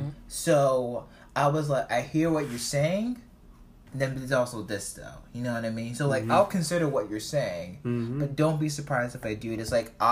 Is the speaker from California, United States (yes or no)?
no; Baltimore, Maryland, United States; born there; I was born in Baltimore, but my heart is in New York City.